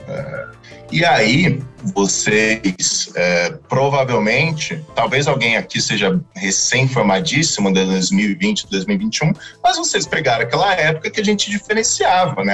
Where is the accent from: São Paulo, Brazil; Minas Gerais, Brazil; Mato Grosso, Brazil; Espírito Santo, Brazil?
São Paulo, Brazil; Vale do Paraíba; Eu sou da região do Vale do Paraíba